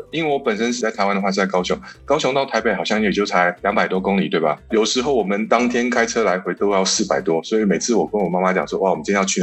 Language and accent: Chinese; South Africa; 我基本上是从南非从小长大的嘛，然后我们现在就是在南非经商。